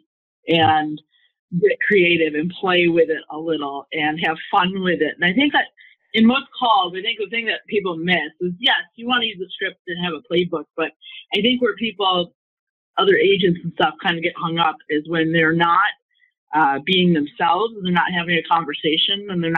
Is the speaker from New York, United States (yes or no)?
yes; New York, United States; Oh, yeah. Well, you know, in New York, we say I love you in a different four-letter context.